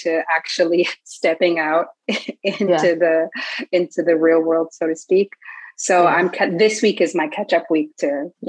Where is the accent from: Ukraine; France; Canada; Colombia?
France; Paris, Île-de-France; because I come from Paris and it's a very big city